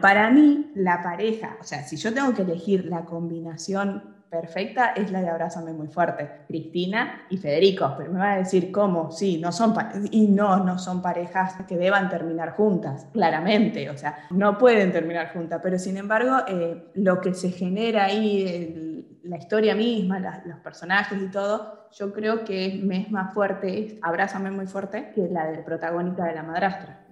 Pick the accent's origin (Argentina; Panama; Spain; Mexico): Argentina; si yo me planto desde Argentina